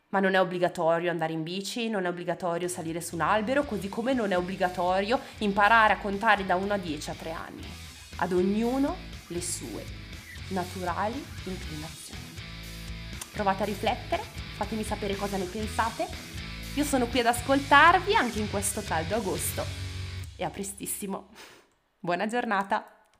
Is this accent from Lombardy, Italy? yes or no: yes; Bergamo, Lombardy, Italy; io sono di Bergamo